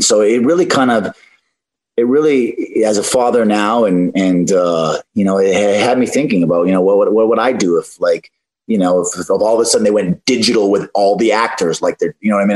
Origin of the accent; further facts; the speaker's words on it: Canada; I come from Canada, so I grew up, you know, not not that much, but I, I had the the evergreen forests and and the the great outdoors a little bit